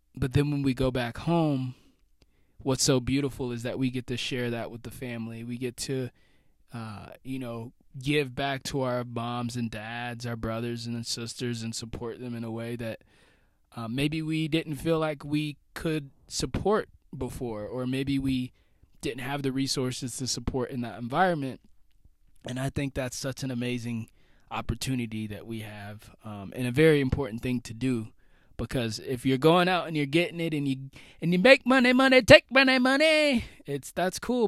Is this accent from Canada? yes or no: no; United States; being an American, being someone away from home right now as I record this